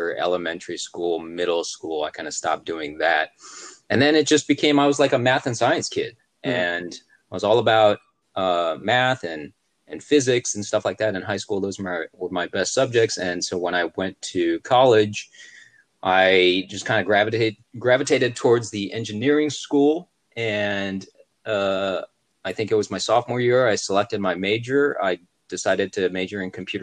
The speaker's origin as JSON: {"language": "English", "town": "Cleveland", "region": "Ohio", "country": "United States", "tie": "born or raised there", "also_born_or_lived": "Michigan", "moved": "as an adult", "lives_now": "Atlanta, United States", "said": "I grew up in Cleveland, Ohio, went to college in Michigan"}